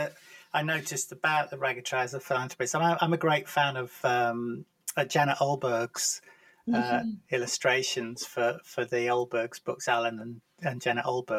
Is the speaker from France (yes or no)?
no; Lancashire, North West England, United Kingdom; I'm from Lancashire as well